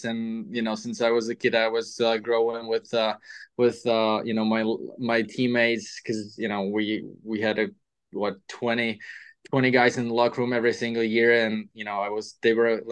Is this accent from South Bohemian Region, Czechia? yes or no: no; Pardubice, Pardubice Region, Czechia; moved away as an adult; also born or lived in Třinec / Russia; my hometown, Pardubice.